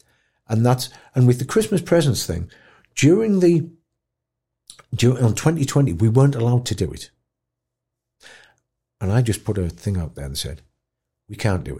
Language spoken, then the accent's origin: English; Tow Law, North East England, United Kingdom; also born or lived in York; It reminded me a lot of growing up in Taulaw. Like a, you know, a former mining village in the northeast. Everybody knows everybody in Taulaw. We've got about 1,200 people.